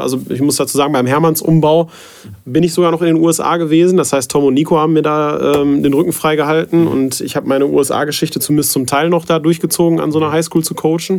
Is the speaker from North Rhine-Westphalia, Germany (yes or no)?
yes; the Detmold region, North Rhine-Westphalia, Germany; ich halt in, in Detmold, weil ich auch gebürtig aus der Region halt komme, immer vor Ort bin